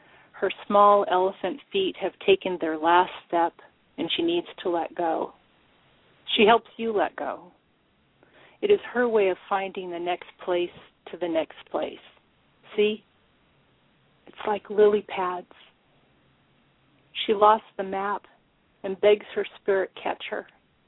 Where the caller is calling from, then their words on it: Fall City, Washington, United States; I'm calling from Fall City, Washington. Actually, I live on a large farm, probably 10 minutes away from the small town of Fall City.